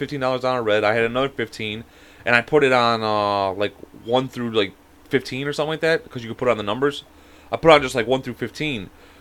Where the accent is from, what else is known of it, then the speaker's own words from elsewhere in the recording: Chicago, Illinois, United States; I'm from, like, the Cook County, like, area and shit like that, you know, over there. Like, you know, not too in the city, but I'm still in the city